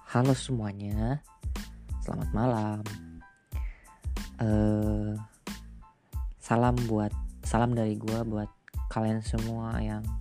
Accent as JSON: {"language": "Indonesian", "town": "Jonggol", "region": "West Java", "country": "Indonesia", "said": "gue asal Bogor tepatnya di Jonggol"}